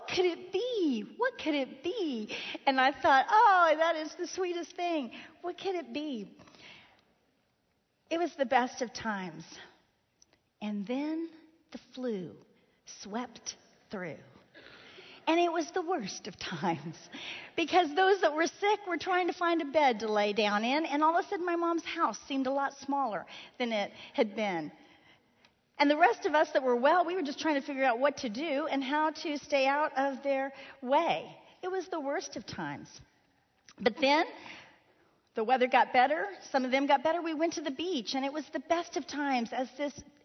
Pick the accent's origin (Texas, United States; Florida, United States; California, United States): Florida, United States; Miami; moved away; Miami, Florida, my hometown